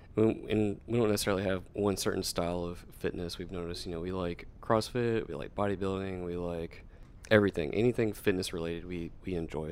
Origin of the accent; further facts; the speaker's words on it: Nashville, Tennessee, United States; moved away as an adult; originally I'm from Nashville, Tennessee, but I did join the Air Force and I got a station here